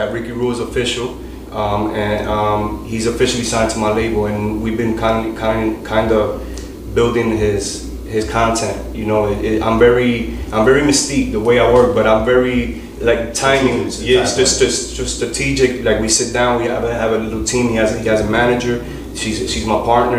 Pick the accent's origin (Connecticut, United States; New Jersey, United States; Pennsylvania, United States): New Jersey, United States; Paterson; It's just the environment that I grew up in. You know, I'm from Paterson, New Jersey